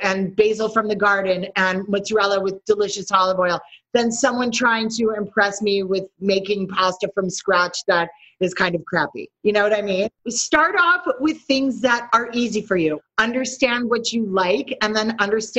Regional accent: New York City, New York, United States; I am from New York City

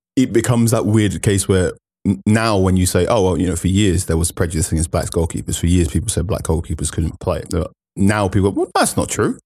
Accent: Ghana; as a Ghanaian

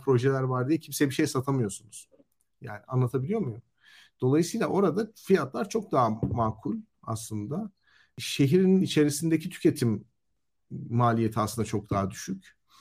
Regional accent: Elazığ, Elazığ Province, Turkey; moved away; ben mesela Elazığ'da doğdum, büyüdüm.

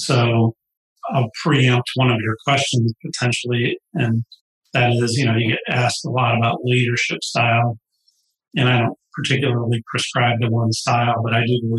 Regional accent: St. Louis, Missouri, United States; I grew up in St. Louis

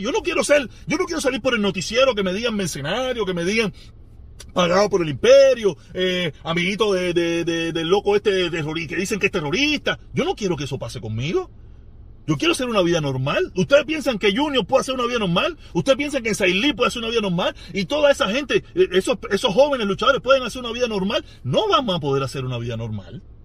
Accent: Cuba; Los cubanos

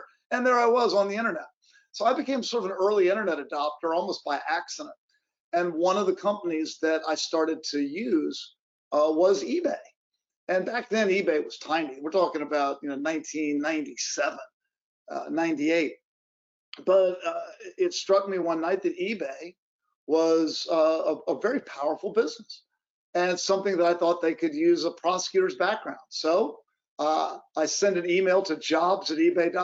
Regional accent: Virginia, United States; now in West Coast, United States; I grew up on the East Coast in Virginia

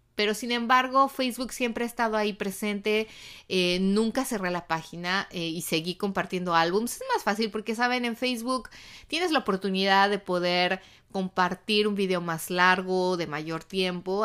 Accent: Mexico; now in United States; en México, en mi país

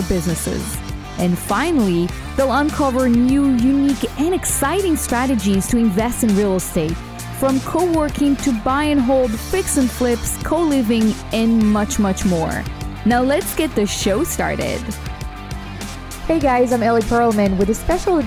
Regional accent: Israel; moved away as an adult; now in United States; I was born in Israel, and I had a very, very humble beginning. I moved to the States about less than 6 years ago, actually

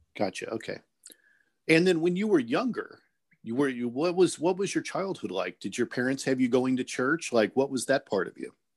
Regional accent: small town Indiana, United States; small town Indiana, you kind of just went to the church that your parents took you

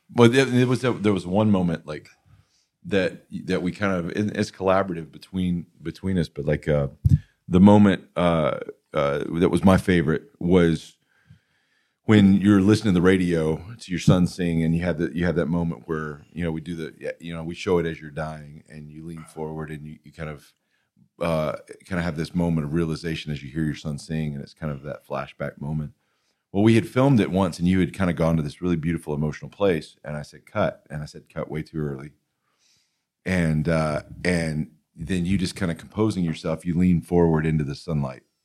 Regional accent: Alabama, United States; we're from Alabama, so we keep it very blue collar

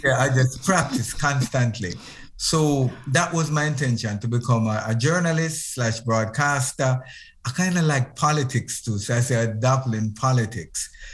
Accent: Moreland Hill, Westmoreland, Jamaica; I was born in Moreland Hill, in uh, Westmoreland, in Jamaica. And I, I left Westmoreland when I was very young.

